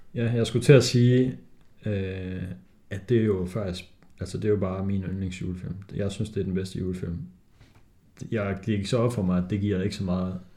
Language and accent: Danish; Denmark